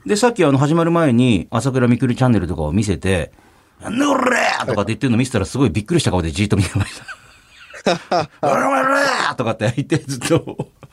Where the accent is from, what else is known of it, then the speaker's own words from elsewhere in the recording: Kumamoto, Japan; 私、総口の地元熊本